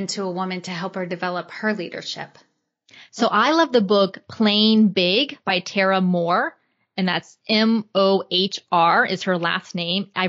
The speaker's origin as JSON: {"language": "English", "region": "Florida", "country": "United States", "tie": "born or raised there", "said": "so I was born and raised in Florida. I lived in Atlanta, Georgia for four years when I was going to graduate school at Emory. But other than that, I've lived in Florida my entire life and I love Florida."}